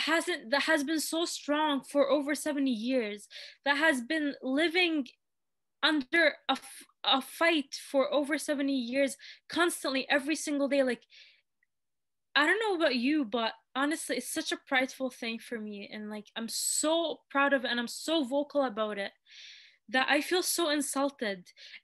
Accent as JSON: {"language": "English", "town": "Jerusalem", "country": "Palestine", "tie": "born or raised there", "moved": "yes", "lives_now": "Canada", "said": "I came from Palestine not knowing the value of it. After I came to Canada"}